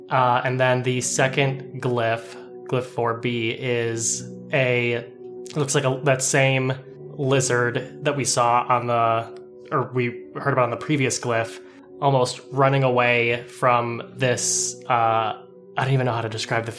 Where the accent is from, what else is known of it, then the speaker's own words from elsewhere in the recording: Midwest, United States; Hey, I'm Midwestern, not Minnesotan.